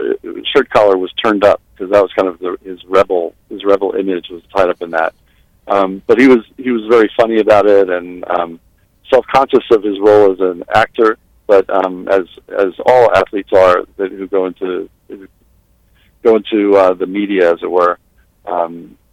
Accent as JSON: {"language": "English", "area": "Long Island", "region": "New York", "country": "United States", "tie": "born or raised there", "said": "I grew up on Long Island, and our hockey team, which played in the Comac Arena"}